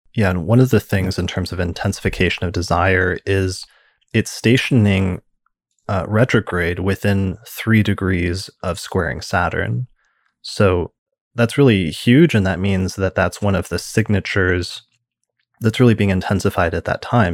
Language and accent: English; United States; being an American